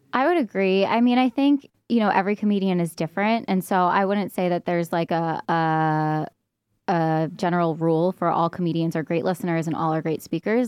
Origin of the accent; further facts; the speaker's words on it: New York, United States; moved away as an adult; now in Barcelona, Spain; I am from New York